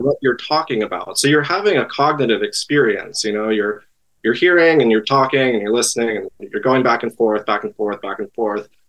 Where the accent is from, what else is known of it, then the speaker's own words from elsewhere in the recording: East Coast, United States; moved away as an adult; also born or lived in Great Lakes region; now in Los Angeles, United States; I grew up on the East Coast